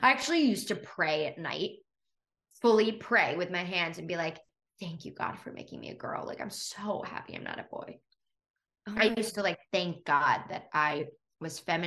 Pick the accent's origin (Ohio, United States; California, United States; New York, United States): New York, United States; New York City; moved away as an adult; now in Los Angeles, United States; born and raised on the Upper West Side